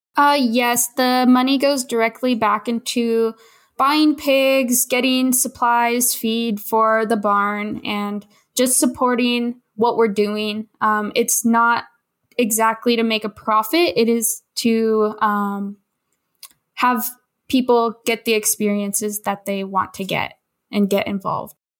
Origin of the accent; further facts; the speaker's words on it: Olympia, Washington, United States; I grew up in Olympia, Washington